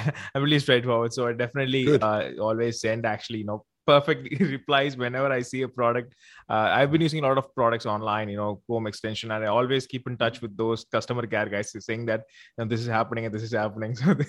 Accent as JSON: {"language": "English", "region": "South India", "country": "India", "first_language": "Tamil", "second_language": "English", "said": "So it's in my regional language, Tamil. So I'm from India. So I'm from South India."}